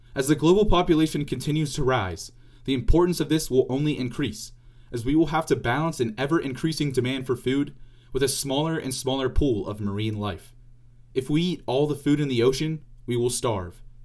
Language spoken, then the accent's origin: English; Pittsburgh, Pennsylvania, United States; also born or lived in Indiana University; In Pittsburgh, Pennsylvania, my hometown